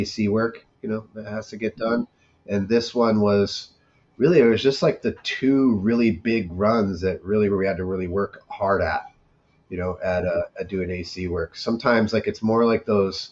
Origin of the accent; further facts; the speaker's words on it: Mount Baldy, California, United States; I grew up in Mount Baldy